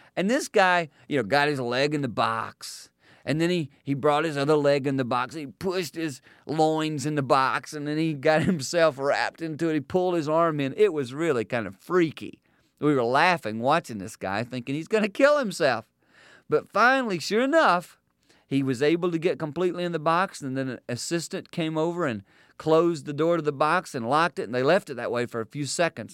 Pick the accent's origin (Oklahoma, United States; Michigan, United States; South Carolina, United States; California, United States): South Carolina, United States; Growing up in South Carolina, we would go to church every week